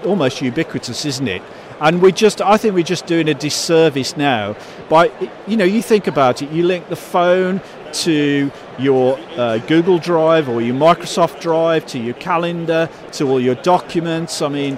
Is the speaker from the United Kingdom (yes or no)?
yes; Birmingham, West Midlands, United Kingdom; I spoke like this from growing up in Birmingham